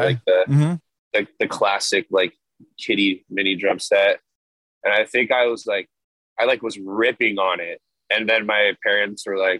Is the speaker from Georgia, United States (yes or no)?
no; Los Angeles, California, United States; Los Angeles, Southern California area